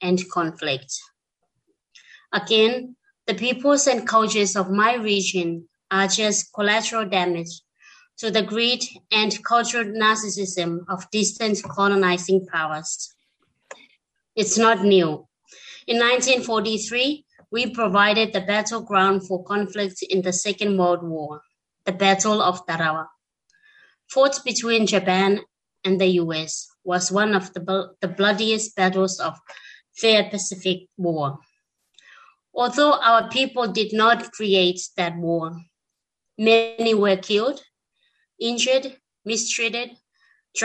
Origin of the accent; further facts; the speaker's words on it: Kiribati; now in Australia; I'm myself originally from Kiribati and I now reside in Australia.